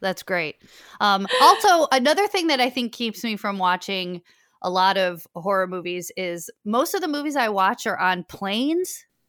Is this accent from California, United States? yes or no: no; Chicago, Illinois, United States; moved away as an adult; also born or lived in New York / Los Angeles; now in Chicago, United States; I'm from Chicago